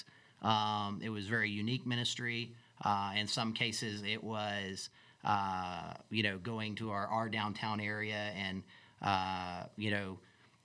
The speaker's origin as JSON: {"language": "English", "region": "Alaska", "country": "United States", "tie": "born or raised there", "also_born_or_lived": "Gainesville, Florida", "moved": "as an adult", "lives_now": "Southeast Georgia, United States", "said": "I was raised in Alaska, lived up there 18 years"}